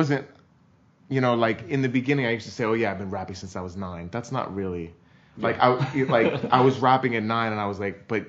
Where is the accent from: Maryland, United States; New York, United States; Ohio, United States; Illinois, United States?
New York, United States; New York City; because I grew up in New York